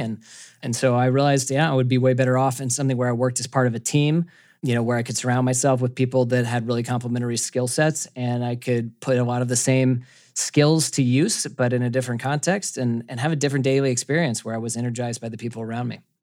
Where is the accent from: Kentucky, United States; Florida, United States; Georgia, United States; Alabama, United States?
Georgia, United States; Atlanta; I grew up in Atlanta, Georgia